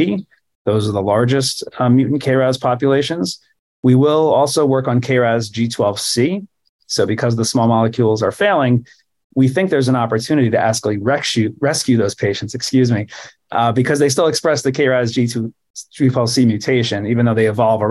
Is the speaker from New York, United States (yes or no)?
yes; New York City, New York, United States; I grew up in New York City.